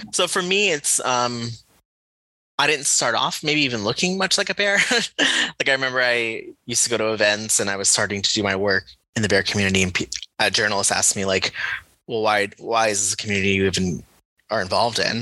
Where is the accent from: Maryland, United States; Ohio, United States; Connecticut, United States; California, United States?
Connecticut, United States; I grew up in Connecticut.